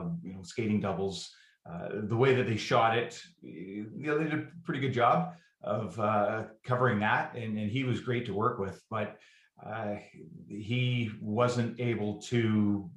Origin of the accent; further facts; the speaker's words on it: Vancouver, British Columbia, Canada; I'd come home to Vancouver, that's my hometown.